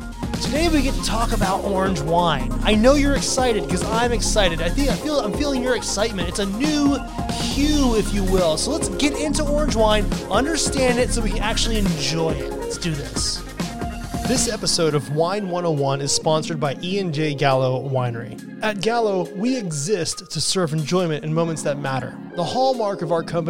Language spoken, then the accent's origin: English; United States